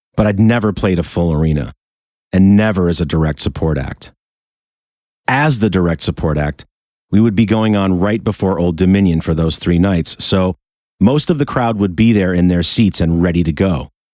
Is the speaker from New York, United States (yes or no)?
yes; Rochester, New York, United States; my hometown of Rochester, New York